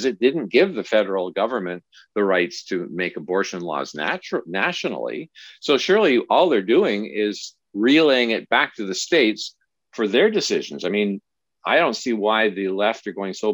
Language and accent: English; Canada; as a Canadian